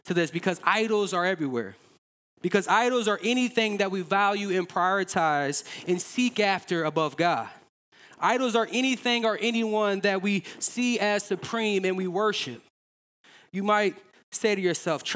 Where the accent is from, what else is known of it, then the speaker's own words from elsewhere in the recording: Davenport, United States; we're from the Quad Cities. We love the QC